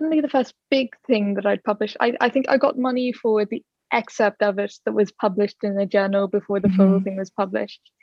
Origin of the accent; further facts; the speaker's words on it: Dublin, Leinster, Ireland; I grew up in Dublin